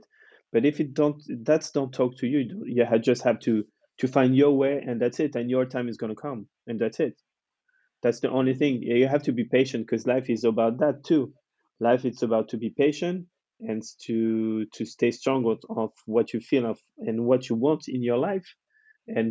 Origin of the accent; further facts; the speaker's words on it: France; moved away as an adult; also born or lived in London; when I moved from France and I came back